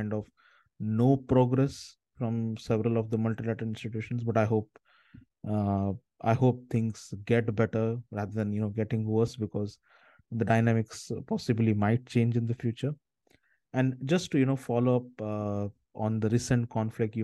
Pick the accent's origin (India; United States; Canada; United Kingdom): India; moved away; I'm originally from India